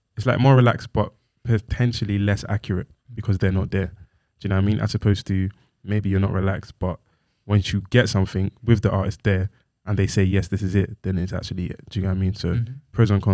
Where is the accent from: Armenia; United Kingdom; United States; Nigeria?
Nigeria; But I'm Nigerian.